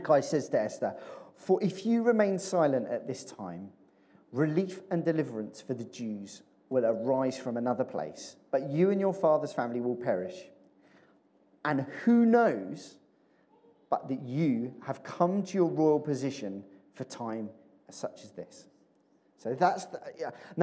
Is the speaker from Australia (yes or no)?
no; Chertsey, South East England, United Kingdom; also born or lived in Addlestone; I grew up in Chertsey.